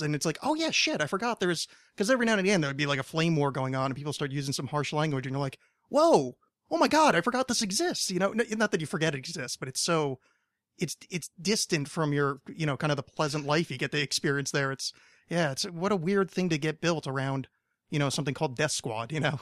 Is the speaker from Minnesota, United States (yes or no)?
no; outside New York, United States; now in Los Angeles, United States; I grew up on the East Coast originally